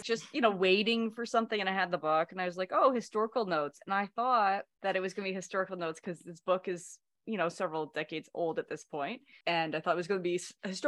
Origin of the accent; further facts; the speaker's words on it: Canada; we are also Canadian